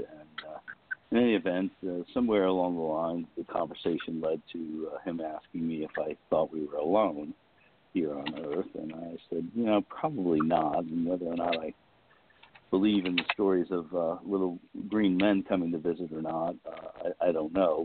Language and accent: English; Westchester County, New York, United States; I was born and raised in New York, in Westchester County, just outside of the city, and grew up there